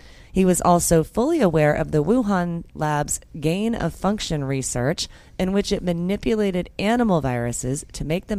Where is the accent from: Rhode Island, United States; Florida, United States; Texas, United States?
Florida, United States; Orlando; I grew up in Orlando.